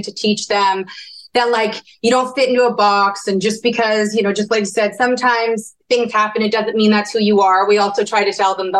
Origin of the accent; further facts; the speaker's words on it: Canada; We're from Canada